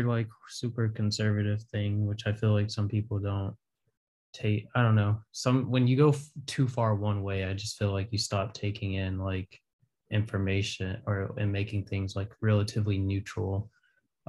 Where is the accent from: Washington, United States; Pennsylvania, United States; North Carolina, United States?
North Carolina, United States; Raleigh; moved away; growing up in Raleigh and around there